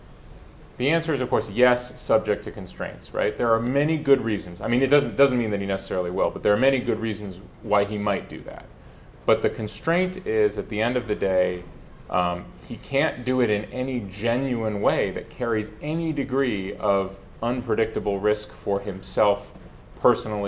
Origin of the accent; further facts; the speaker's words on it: United States; I'm American. I'm American through and through